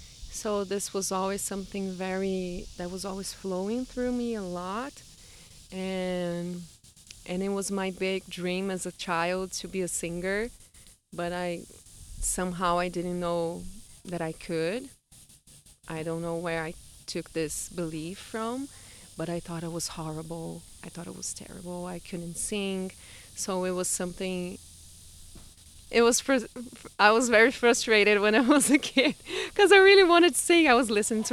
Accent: Brazil; first language Portuguese; English is a second language; now in United States; … is the way I've been introducing myself around here since I came to the U.S., because I'm from Brazil. And I just love being identified with this name too, …, because it means moon in Portuguese.

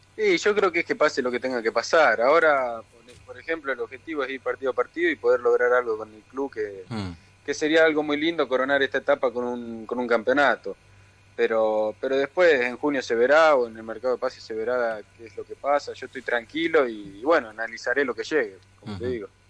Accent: Rafaela, Santa Fe, Argentina; moved away as an adult; also born or lived in Italy; now in Buenos Aires, Argentina; nací acá en Capital Federal y a los dos años me fui para Italia porque mi viejo fue a jugar allá y nos mudamos para allá. Entonces después volví a los 10 al pueblo de mi viejo y al año nos fuimos a vivir a, Rafaela. Así que desde los 10, 12

